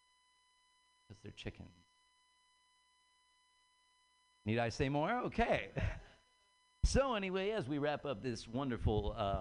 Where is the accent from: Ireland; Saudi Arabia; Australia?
Ireland; I'm Irish.